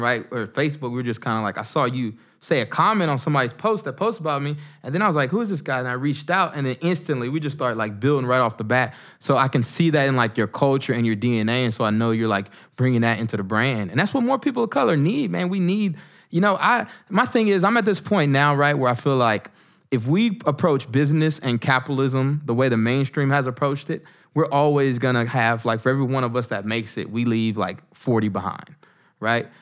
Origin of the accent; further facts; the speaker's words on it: the South, United States; moved away as an adult; now in Newark, United States; I grew up in the South.